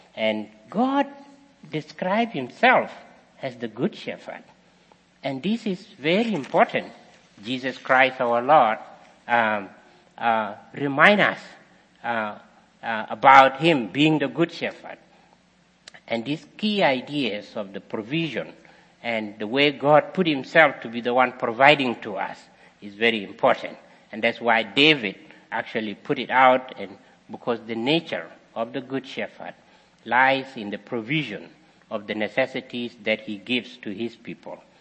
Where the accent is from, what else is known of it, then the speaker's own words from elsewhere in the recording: South Sudan; moved away; I was also practicing as a shepherd boy also in my country many years ago